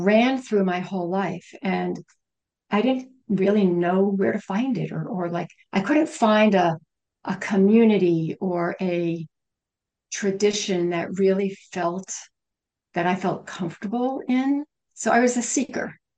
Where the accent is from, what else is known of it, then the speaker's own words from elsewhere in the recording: United States; I am a Western, I'm an American